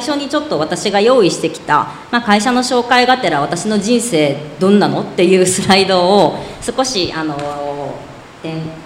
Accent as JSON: {"language": "Japanese", "town": "Kinokawa", "region": "Wakayama", "country": "Japan", "tie": "born or raised there", "said": "実家は和歌山県の紀の川市の甘露寺っていうところ"}